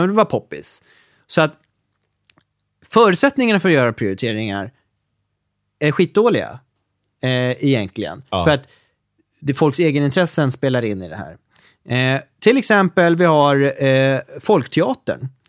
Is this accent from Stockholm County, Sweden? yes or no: yes; Norrtälje, Stockholm County, Sweden; min hemstad som var Norrtälje